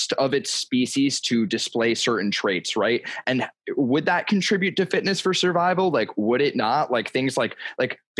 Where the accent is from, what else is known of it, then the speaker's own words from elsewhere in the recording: New Jersey, United States; I'm from South Jersey